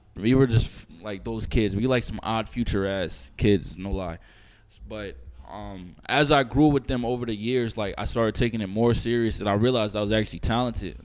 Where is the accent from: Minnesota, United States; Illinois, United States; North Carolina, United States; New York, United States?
New York, United States; Amityville; moved away as an adult; now in Los Angeles, United States; I grew up in Long Island, um, New York, Amityville